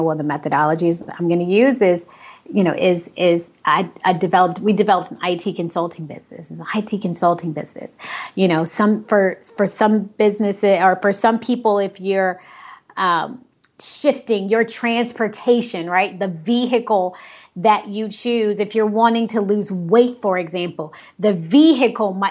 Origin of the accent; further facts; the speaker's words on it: Cleveland, Ohio, United States; moved away; also born or lived in Dominican Republic; I was born in Cleveland, Ohio